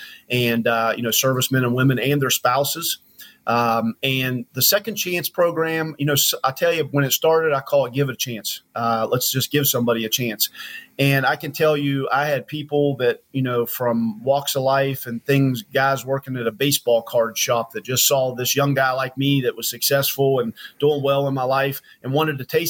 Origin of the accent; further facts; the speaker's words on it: West Virginia, United States; moved away as an adult; also born or lived in Charlotte, North Carolina; I'm from born and raised in West Virginia. West Virginia boy, you know, through and through